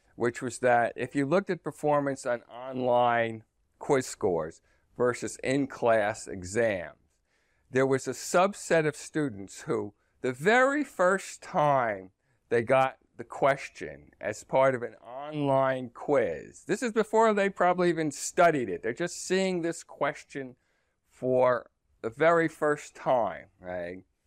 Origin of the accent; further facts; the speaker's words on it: New Jersey, United States; I was born in New Jersey and my, um, and most of my family lived in the New York metropolitan area